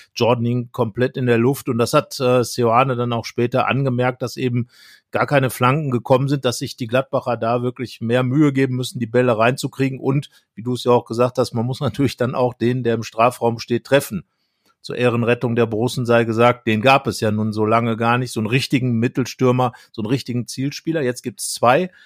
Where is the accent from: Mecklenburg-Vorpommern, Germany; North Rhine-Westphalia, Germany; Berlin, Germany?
North Rhine-Westphalia, Germany; Brilon; moved away; Brilon, wo ich herkomme, liegt direkt neben Willingen, ist äh, der letzte Ort in Nordrhein-Westfalen